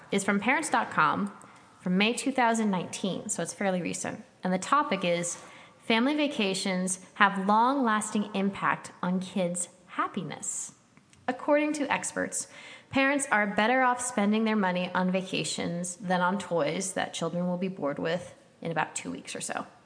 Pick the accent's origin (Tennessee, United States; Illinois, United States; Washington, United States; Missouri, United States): Missouri, United States; St. Louis; born there; I was born in St. Louis, Missouri, but I've don't remember ever being in Branson.